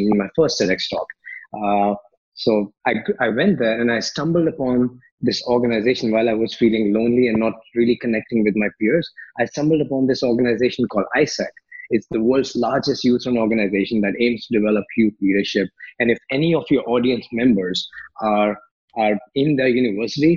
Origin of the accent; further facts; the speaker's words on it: India; moved away as an adult; also born or lived in Philippines / Malaysia; now in Paris, France; I grew up in India, like, you know, middle class family in India